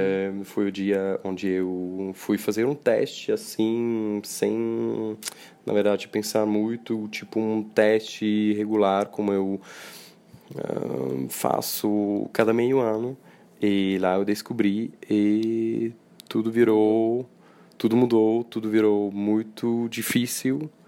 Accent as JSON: {"language": "Portuguese", "country": "Switzerland", "said": "Eu sou da Suíça."}